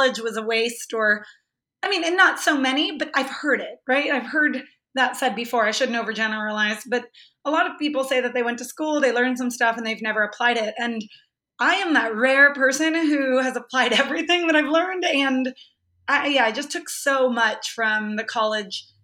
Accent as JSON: {"language": "English", "town": "Los Banos", "region": "California", "country": "United States", "tie": "born or raised there", "also_born_or_lived": "San Diego / Los Angeles", "moved": "as an adult", "said": "I grew up in this really tiny town in Northern California. It's called Los Banos, California."}